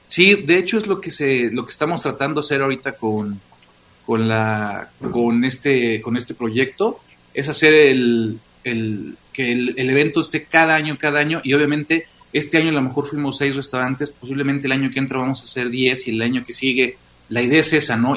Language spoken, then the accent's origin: Spanish; Puebla, Mexico; nosotros como poblanos